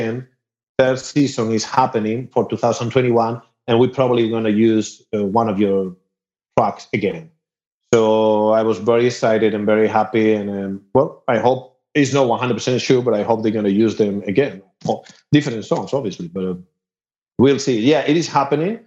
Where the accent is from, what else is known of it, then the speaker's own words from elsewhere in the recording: Asturias, Spain; accent: Spanish; English is a second language; moved away as an adult; also born or lived in Madrid, Spain / Mexico / Los Angeles, United States; now in Austin, United States; Sorry, in Asturias, but I moved to Madrid. I was living 11 years in Madrid